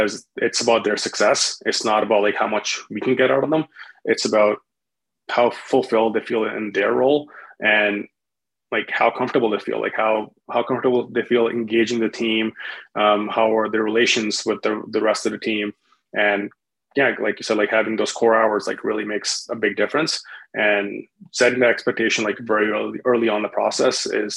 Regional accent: India; also born or lived in Winnipeg, Canada; now in Calgary, Canada; I'm from India.

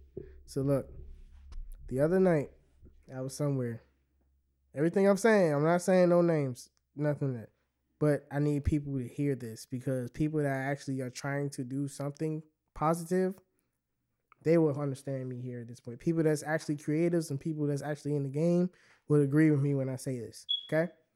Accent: Temple Hills, Maryland, United States; I'm from Temple Hills.

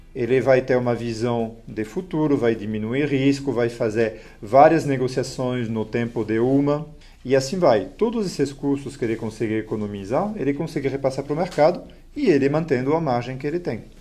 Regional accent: France; Portuguese is a second language; moved away as an adult; also born or lived in Lyon, France / São Paulo, Brazil; now in Brazil; não sou nativo do, do Brasil, né? sou, sou francês

